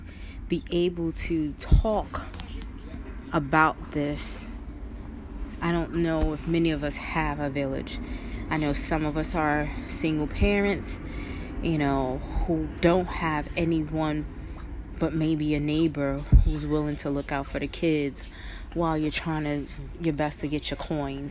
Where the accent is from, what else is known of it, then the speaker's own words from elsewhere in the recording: Brooklyn, New York, United States; I was born and raised in Brooklyn, and I still live in Brooklyn